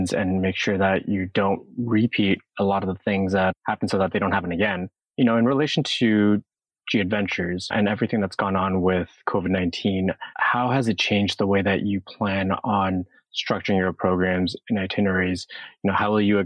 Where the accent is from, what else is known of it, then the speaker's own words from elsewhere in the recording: Canada; I grew up in Canada, but my heritage is Korean.